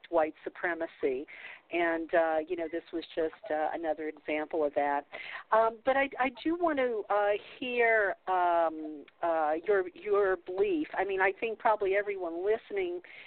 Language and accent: English; New Orleans, Louisiana, United States; I grew up in the South. I was born in New Orleans